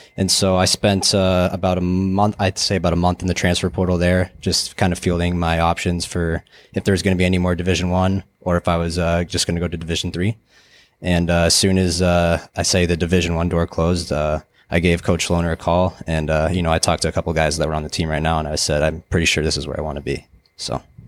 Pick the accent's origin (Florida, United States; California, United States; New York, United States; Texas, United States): Texas, United States; Dallas; moved away; also born or lived in Colorado; I was born in Texas, uh, in nineteen ninety-nine, down in, uh, Dallas